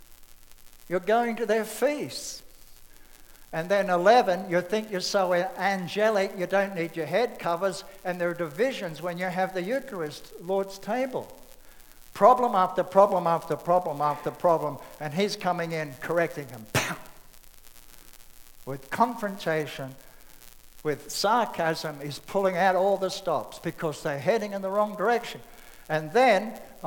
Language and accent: English; Australia; I'm an Australian